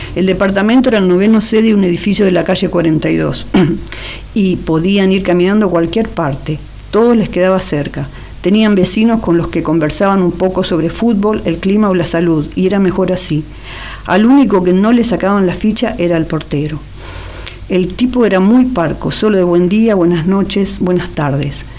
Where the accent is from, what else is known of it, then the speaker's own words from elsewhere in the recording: Wilde, Buenos Aires Province, Argentina; yo nací en Wilde, que es Avellaneda